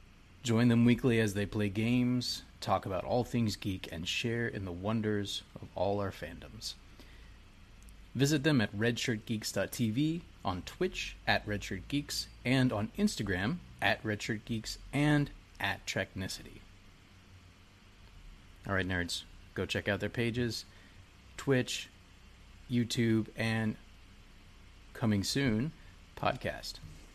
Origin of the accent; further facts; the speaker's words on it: United States; I'm obviously not Japanese. I'm American.